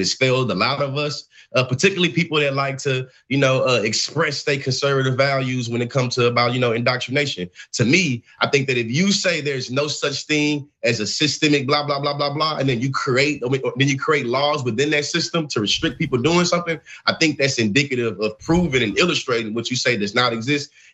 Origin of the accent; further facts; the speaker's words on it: Bryan, Texas, United States; I grew up in Bryan, Texas. I grew up in Bryan College Station, Texas